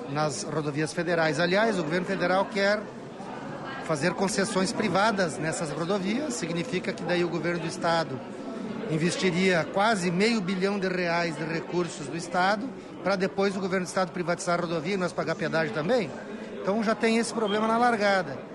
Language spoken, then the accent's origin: Portuguese; Gaúcho, Rio Grande do Sul, Brazil; cabe a nós, enquanto gaúchos e gaúchas